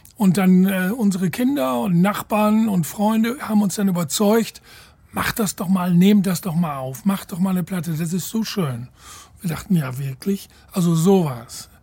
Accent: Ireland; moved away; nach Irland in meine alte Heimat

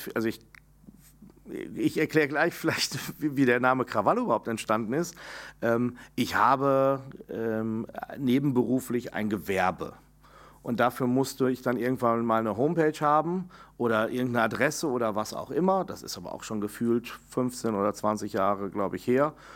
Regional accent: Enger, North Rhine-Westphalia, Germany; also born or lived in Bielefeld; Meine Heimatstadt, empfinde ich, ist dann enger, die Widukind-Stadt. Da, wo ich groß geworden

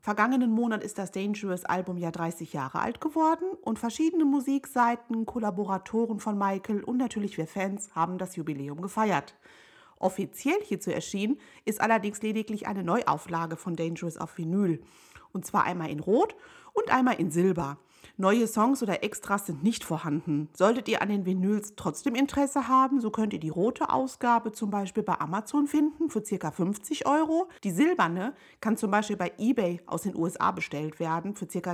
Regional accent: Hagen, North Rhine-Westphalia, Germany; In meiner Heimatstadt Hagen in Nordrhein-Westfalen

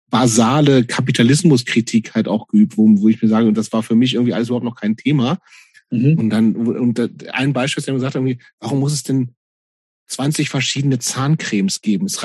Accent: Lower Saxony, Germany; in der Kleinstadt in Niedersachsen, wo ich groß geworden bin.

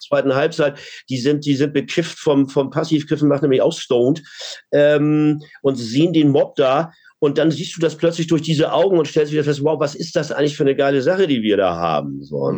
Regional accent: Hamburg, Germany; Ich bin Hamburger

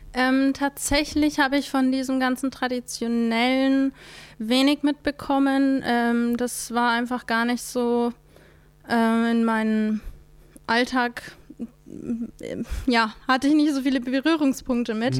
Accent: Middle Franconia, near Nuremberg, Fürth district, Bavaria, Germany; now in Mannheim, Germany; Ich bin aus Mittelfranken. Das ist im. Ah, ähm, okay. Bei Nürnberg komme ich her. Ähm, Wer es noch genauer kennt, Landkreis Fürth.

